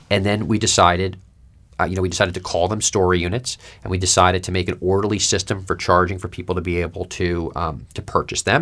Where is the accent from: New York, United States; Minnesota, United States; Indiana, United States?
New York, United States; moved away; I grew up in New York